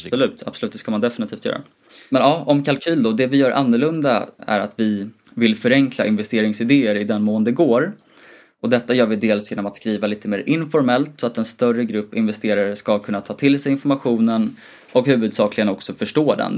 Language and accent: Swedish; Gotland, Sweden; jag kommer från Gotland